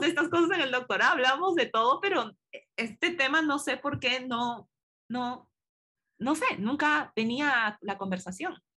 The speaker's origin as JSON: {"language": "Spanish", "country": "Peru", "moved": "yes", "said": "como peruana"}